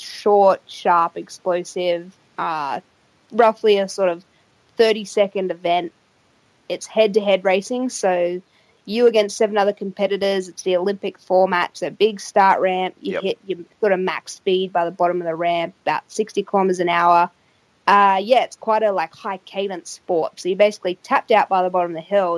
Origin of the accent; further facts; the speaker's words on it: Australia; it was in my hometown